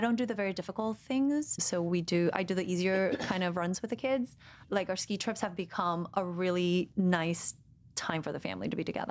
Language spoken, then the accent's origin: English; Guatemala; moved away; I'm from Guatemala